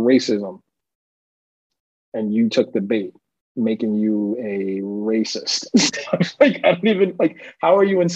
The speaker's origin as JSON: {"language": "English", "region": "New York", "country": "United States", "tie": "born or raised there", "said": "growing up in New York"}